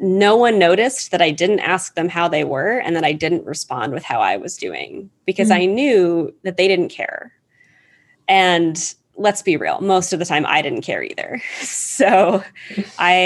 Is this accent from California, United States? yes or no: no; Ohio, United States; first language English; I'm from the US. I was born and raised in Ohio